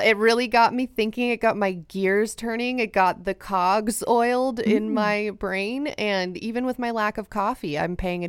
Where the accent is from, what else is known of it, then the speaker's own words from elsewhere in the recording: California, United States; I grew up in California.